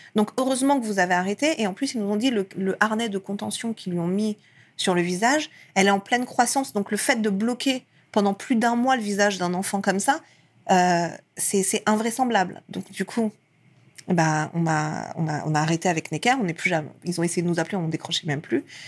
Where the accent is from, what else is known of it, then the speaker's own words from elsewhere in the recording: France; also born or lived in Iran; ma mère est arrivée avec moi quand j'avais un an en France. Et j'ai vécu ensuite toute ma vie euh, ici